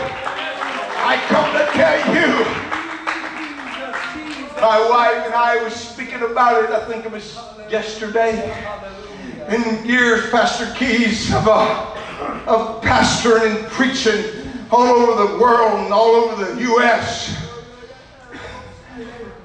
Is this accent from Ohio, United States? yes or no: no; Louisiana, United States; I'm from Louisiana